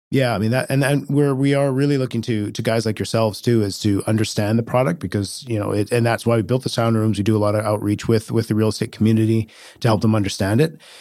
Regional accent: Richmond, British Columbia, Canada; also born or lived in Kelowna / Edmonton; I grew up in Richmond

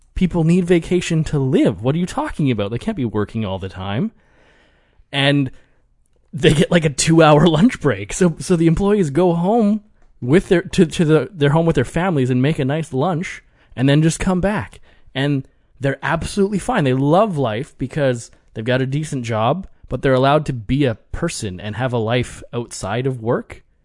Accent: Canada; I'm Canadian

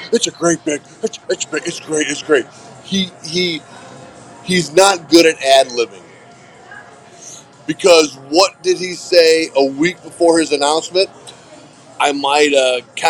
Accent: Chicago, Illinois, United States; moved away; I'm originally from Chicago

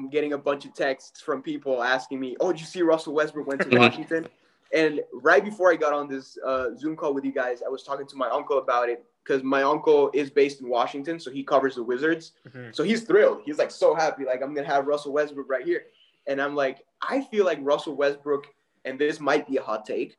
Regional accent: El Salvador; moved away; I'm originally from El Salvador

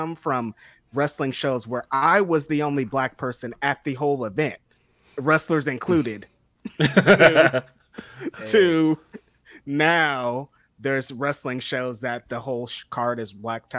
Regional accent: Bakersfield, California, United States; I'm from Bakersfield. I've been to a lot of shows that were 100% Latino shows, so I know what's going on.

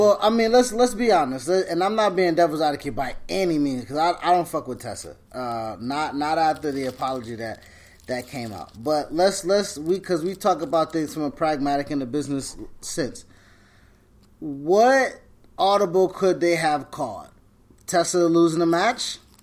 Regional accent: Buffalo, New York, United States; I'm from Buffalo

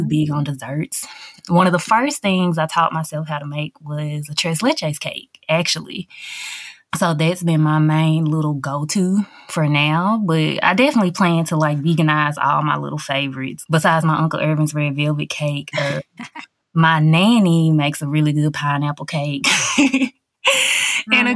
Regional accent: Covington, Tennessee, United States

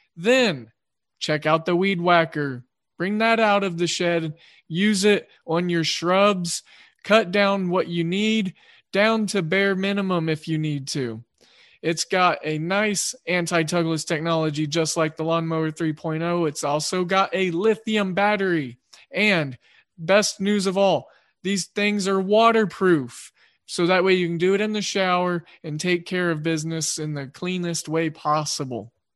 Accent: Oklahoma, United States; I growing up in Oklahoma, uh, grew up an Oklahoma State fan

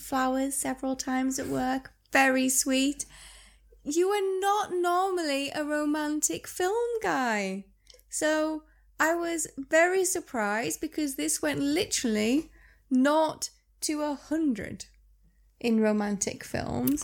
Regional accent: Cumbria, North West England, United Kingdom; We are from Cumbria. We are northern and proud.

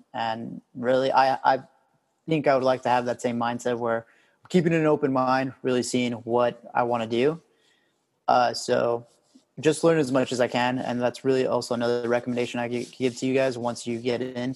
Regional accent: California, United States; moved away as an adult; now in Oklahoma, United States; Growing up in California

